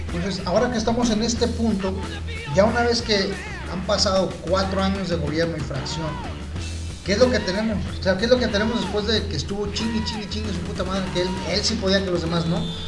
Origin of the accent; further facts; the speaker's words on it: Mexico; nuestra identidad como mexicanos